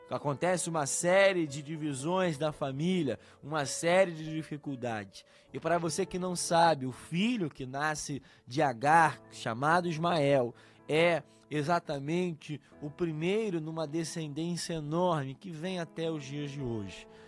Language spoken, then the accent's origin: Portuguese; Brazil; Nós somos brasileiros e nós estamos acostumados a ouvir sobre o famoso jeitinho, principalmente quem é carioca, né?